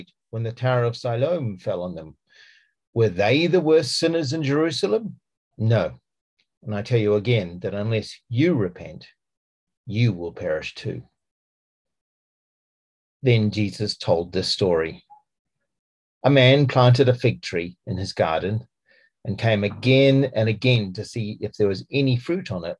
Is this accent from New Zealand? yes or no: yes; New Zealand; accent: Kiwi; now in Gloucestershire, United Kingdom; I have a Kiwi accent